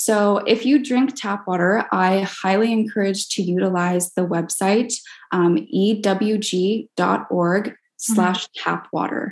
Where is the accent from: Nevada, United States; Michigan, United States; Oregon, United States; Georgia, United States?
Oregon, United States; also born or lived in Texas; now in Laguna Beach, United States; I grew up in Oregon most of my life